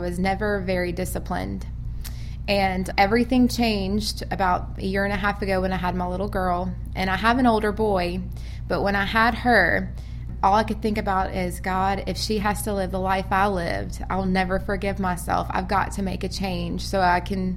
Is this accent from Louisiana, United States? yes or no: yes; Louisiana, United States; now in Birmingham, United States; I'm from out of state. I'm from Louisiana.